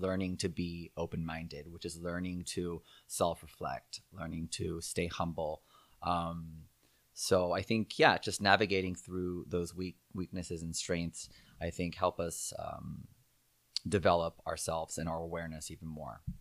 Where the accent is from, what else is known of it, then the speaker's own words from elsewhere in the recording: Southern California, United States; also born or lived in Monterey Park, California / Walnut, California / Torrance, California / Aliso Viejo, California; I was born in Monterey Park, California. Um, and, uh, and I was kinda raised all over, actually. We lived in Walnut for a little bit, and then, um, then we moved to Torrance